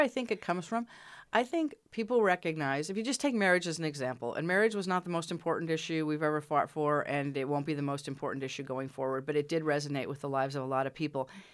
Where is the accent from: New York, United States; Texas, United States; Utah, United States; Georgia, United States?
Utah, United States; moved away; I'm from Utah originally